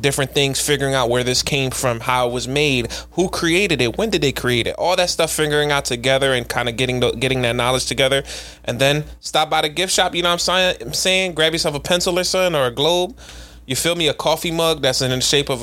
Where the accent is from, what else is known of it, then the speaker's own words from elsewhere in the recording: Philadelphia, Pennsylvania, United States; we're from Philly.